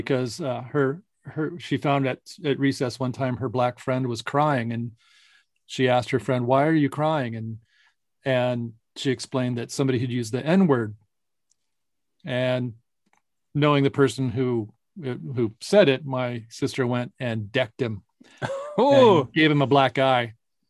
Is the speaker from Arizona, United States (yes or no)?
yes; Tempe, Arizona, United States; moved away; also born or lived in Kansas; So when I grew up in Tempe, Arizona, it was much more multicultural. There was a large concentration, especially in our area, of Asian Americans.